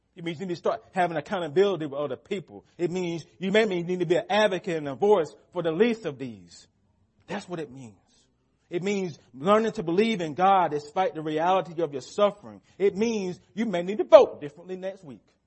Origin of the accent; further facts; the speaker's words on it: United States; as American Christians